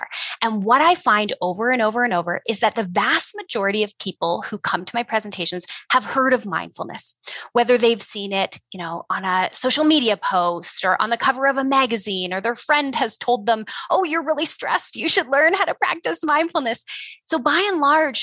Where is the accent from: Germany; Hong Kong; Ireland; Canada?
Canada; Ontario; moved away as an adult; now in Alberta, Canada; I am, you know, a Canadian. I grew up in Ontario though, and I moved out west to Alberta about 10 years ago